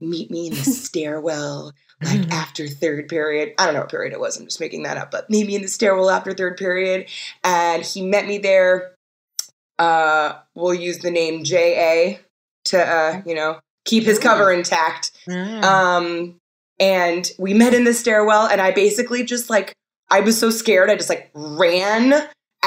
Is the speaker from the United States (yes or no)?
yes; New York City, New York, United States; I grew up in New York City